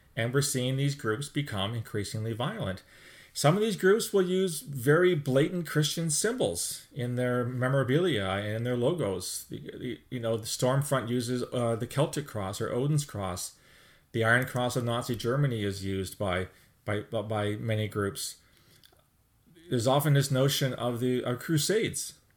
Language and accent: English; Canada; speaking as a Canadian